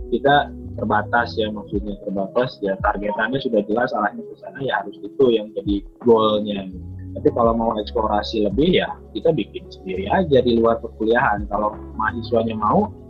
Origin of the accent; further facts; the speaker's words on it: West Java, Indonesia; Yang pertama karena saya orang Sunda.